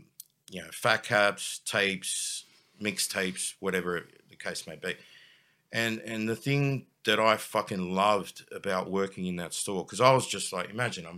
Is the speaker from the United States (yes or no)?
no; Sydney, New South Wales, Australia; I'm from Sydney.